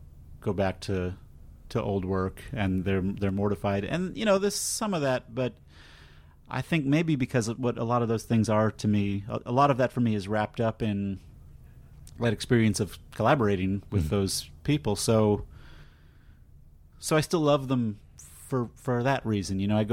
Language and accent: English; Austin, Texas, United States; And in Austin, my hometown, it's going to be at the AFS Cinema